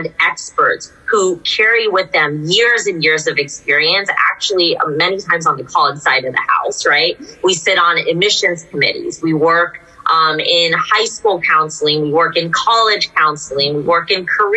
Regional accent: Cupertino, California, United States; I come from an Indian American family as well. I grew up in Cupertino

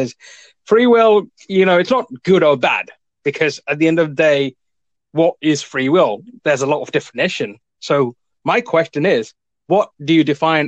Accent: India; now in Cambridge, United Kingdom; I'm from originally from India, but I've moved to the UK in the early 2000s. So I live in Cambridge, United Kingdom

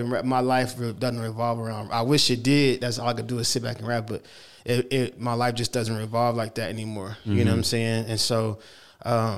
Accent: Oklahoma City, Oklahoma, United States; I'm from here. I'm from Oklahoma City.

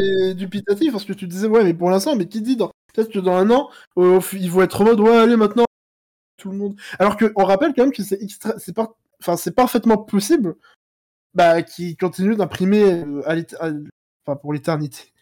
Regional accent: France; je suis français

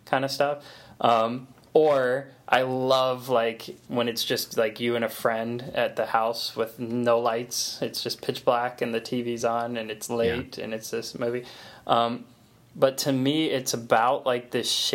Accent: Florida, United States; we're from Florida

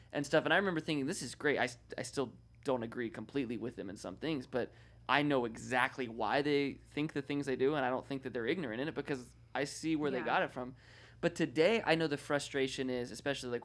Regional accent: North Carolina, United States; now in California, United States; I'm from North Carolina. I live in California now

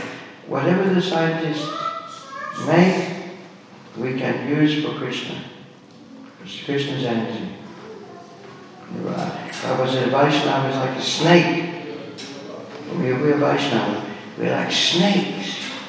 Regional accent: England, United Kingdom; born there; I was born up in England.

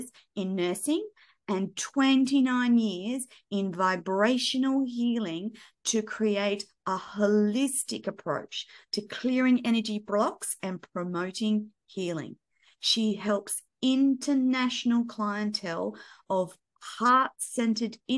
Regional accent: Australia; as an Australian

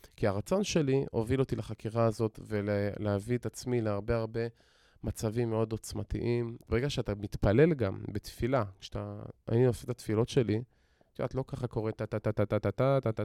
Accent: Modi'in, Central District, Israel; גדלתי במציאות, רגילה בעיר מודיעין

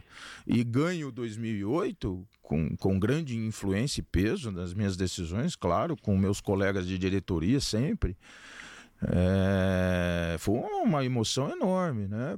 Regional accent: Avaré, São Paulo, Brazil; moved away; eu sou de Avaré, né? Nasci em Avaré

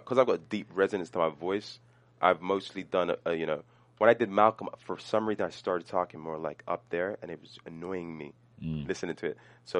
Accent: London, United Kingdom; accent: London; moved away as an adult; now in United States; my London accent

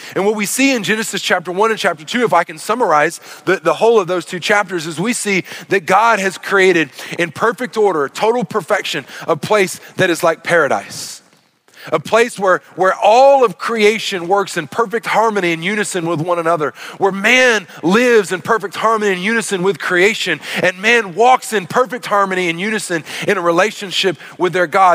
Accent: Arkansas, United States; growing up in Arkansas

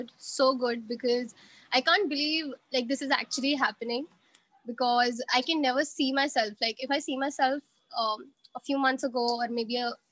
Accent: Jaipur, Rajasthan, India; also born or lived in Delhi; And I hail from Jaipur. I stay here in Jaipur only. I did my schooling in Jaipur, but I did my graduation in Delhi.

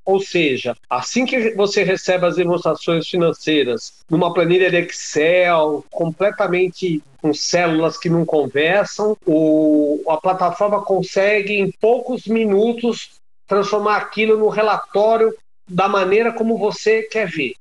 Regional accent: Brazil; como brasileiro

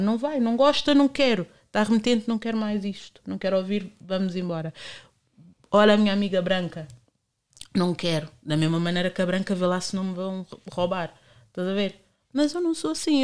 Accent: Portugal; eu cresci em São Bento

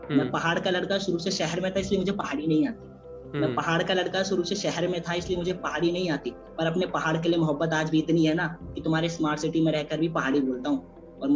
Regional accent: Ranikhet, Uttarakhand, India; मैं उत्तराखंड में एक बेहद खूबसूरत सी जगह है रानीखेत मैं रानीखेत का रहने वाला हूँ रानीखेत मेरा मेन बाजार पड़ता है मैं रानीखेत से थोड़ा आगे ताड़ीखेत है ताड़ीखेत में उड़ी महादेव नाम का एक गाँव है वो मेरा गाँव है

